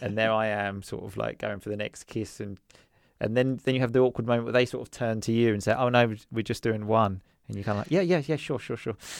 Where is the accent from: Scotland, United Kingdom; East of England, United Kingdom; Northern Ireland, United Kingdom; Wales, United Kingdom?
East of England, United Kingdom; Essex; first language English; moved away as an adult; now in Sicily, Italy; I'm originally from Essex, which is a place, um, just outside London